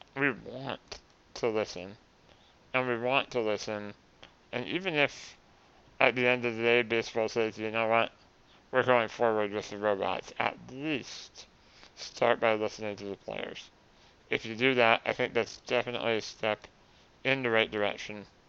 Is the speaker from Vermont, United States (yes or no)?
yes; Vermont, United States; my home state